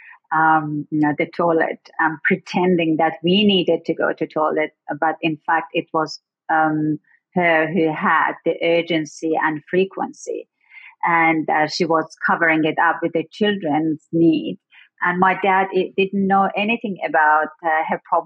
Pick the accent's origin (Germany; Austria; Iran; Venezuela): Iran; now in South Australia, Australia; I was born in Iran. Some people might know it as Persia.